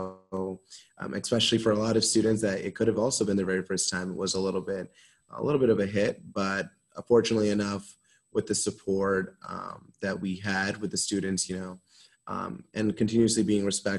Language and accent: English; Norwalk, Connecticut, United States; I'm from Norwalk, Connecticut, so not too far away from here